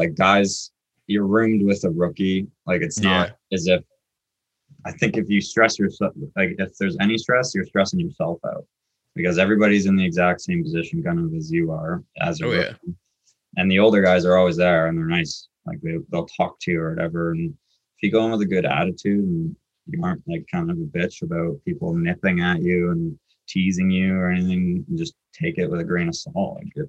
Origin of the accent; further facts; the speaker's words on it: Curtis, Ontario, Canada; I'm from Curtis.